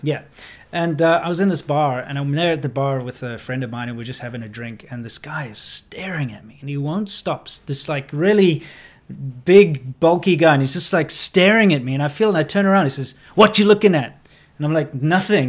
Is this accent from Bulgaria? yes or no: no; South Africa; moved away as an adult; also born or lived in China; growing up in South Africa